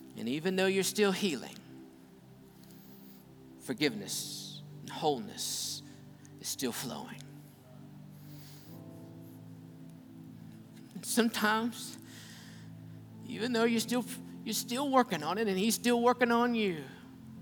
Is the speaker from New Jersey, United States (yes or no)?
no; Grantsville, West Virginia, United States; little clinic that I was born in Grantsville in Calhoun County, West Virginia